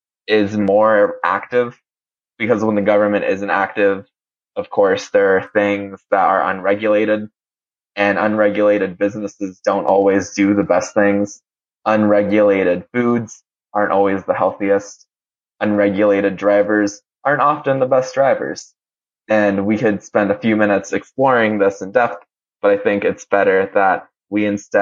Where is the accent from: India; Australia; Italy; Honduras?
Honduras; also born or lived in Colombia / Panama; I am someone who understands that reservation because I was raised in Honduras, Colombia, and Panama